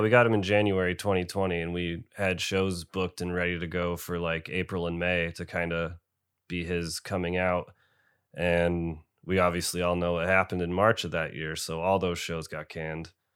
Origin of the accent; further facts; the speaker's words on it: Binghamton, New York, United States; I am from Binghamton, New York